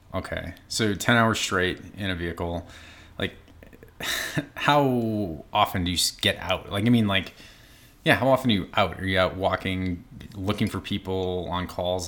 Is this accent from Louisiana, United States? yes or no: no; Boston, Massachusetts, United States; I'm from Boston